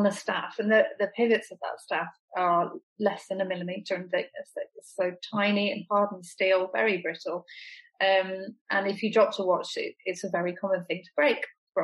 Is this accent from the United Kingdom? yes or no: yes; England, United Kingdom